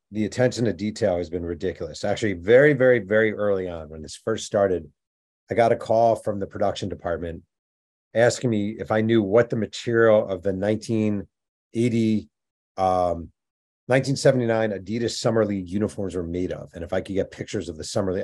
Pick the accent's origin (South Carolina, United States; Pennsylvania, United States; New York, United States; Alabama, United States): New York, United States; I'm from New York